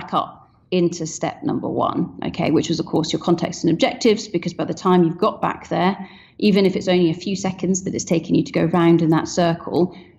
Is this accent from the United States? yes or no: no; Scotland, United Kingdom; I'm Scottish